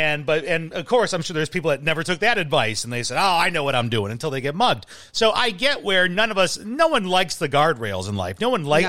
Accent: Midwest, United States

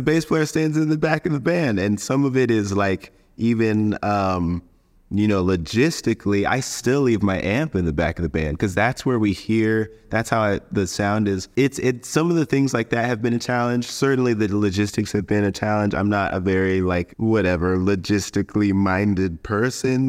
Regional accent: Colorado, United States; moved away as an adult; now in Los Angeles, United States; I grew up in Colorado

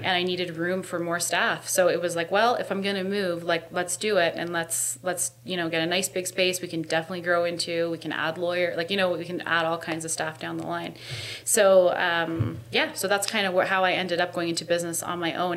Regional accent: Hamilton, Ontario, Canada; I grew up in East End Hamilton

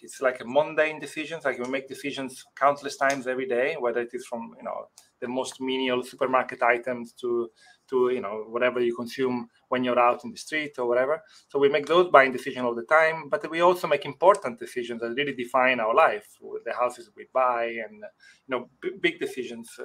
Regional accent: Italy; English is a second language; moved away as an adult; also born or lived in Rotterdam, Netherlands; now in Netherlands; I grew up in Italy, and I hardly spoke any English.

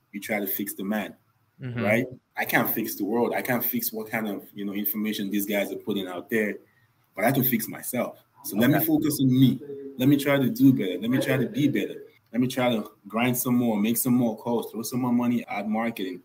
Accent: Nigeria; moved away as an adult; also born or lived in New York, United States; now in Atlanta, United States; I am originally Nigerian. I was born in Nigeria. I actually didn't leave Nigeria until I was 20 years old

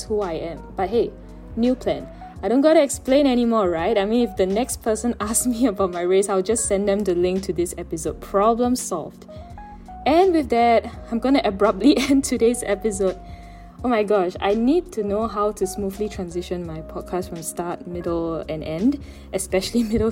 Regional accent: Singapore

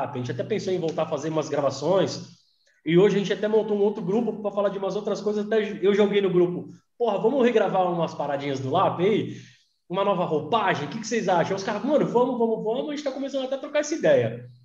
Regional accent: Mauá, São Paulo, Brazil; also born or lived in Santo André; É, eu, sou de, morei em Santo André há muito tempo, mas eu sou de Mauá, né, cara? Sou de Mauá, sou do Zaira, inclusive estudou na mesma escola já.

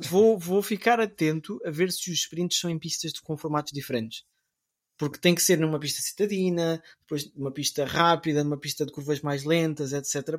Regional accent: Portugal; eu sou português

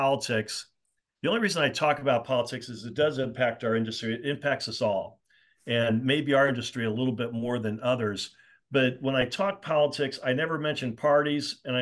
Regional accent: Indianapolis, Indiana, United States; Indianapolis, you know, my hometown

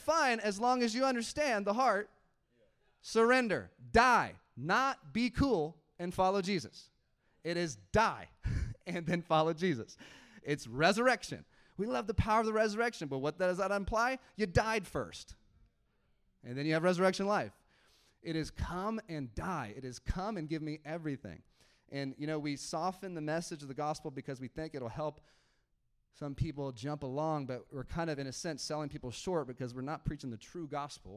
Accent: United States; Okay, so I'm American. All right, I grew up in the American church.

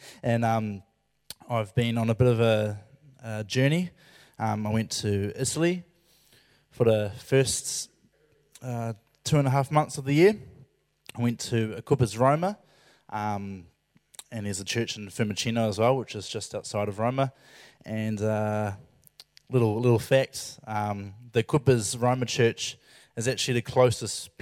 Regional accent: Christchurch, Canterbury, New Zealand; I went to Christchurch, which is my hometown

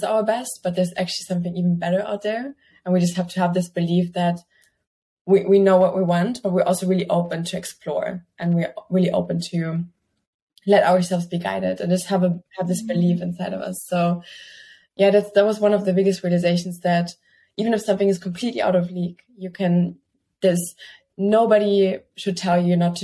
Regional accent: Germany; moved away as an adult; also born or lived in Barcelona, Spain / Milan, Italy; I was growing up in Germany, basically in the middle of the fields.

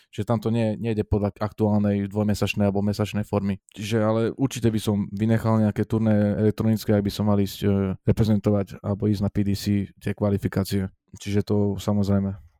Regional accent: Rožňava, Košice Region, Slovakia; u nás v Rožňave

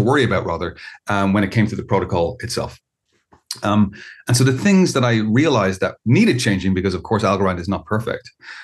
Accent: Ireland; I'm an Irish citizen. I live in Ireland

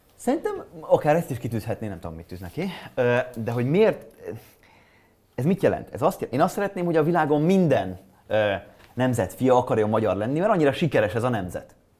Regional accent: Hungary; Én európai vagyok, én magyar vagyok, én fradista vagyok, én sváb vagyok

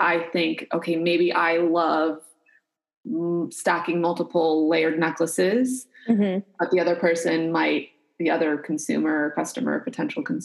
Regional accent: United States; I'm American

